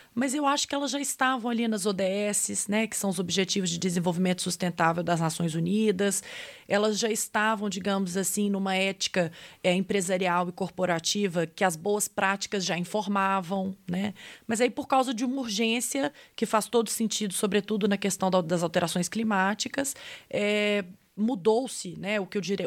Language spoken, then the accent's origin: Portuguese; Brazil; accent: sugared Portuguese (Brazilian Portuguese); o meu português um pouco açucarado